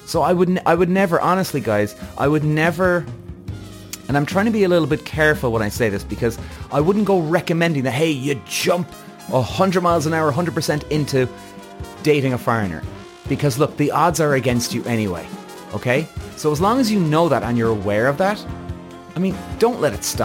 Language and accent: English; Ireland; Irish. I'm Irish. And I live in Ireland